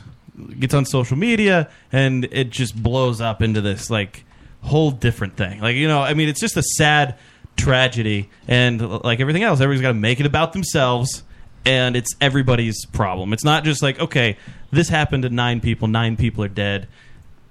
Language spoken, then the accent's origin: English; Kentucky, United States; I grew up in Kentucky